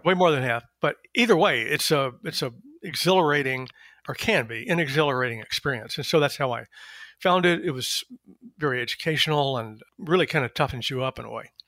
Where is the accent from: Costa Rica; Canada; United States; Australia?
United States; East Texas; moved away as an adult; also born or lived in Berkeley, California / Chicago; now in Washington, D.C., United States; I am originally a Southerner of a certain sort. I was born in East Texas and went to U T Austin